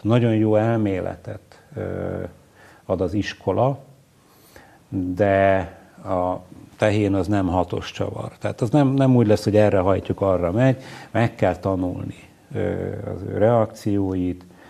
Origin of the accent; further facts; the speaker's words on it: Salgótarján, Nógrád, Hungary; also born or lived in Gödöllő; Én alapvetően iparos emberektől származom Nógrád megyében